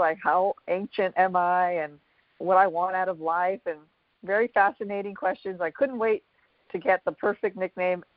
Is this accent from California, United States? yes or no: yes; Montebello, California, United States; I grew up in Montebello, born and raised.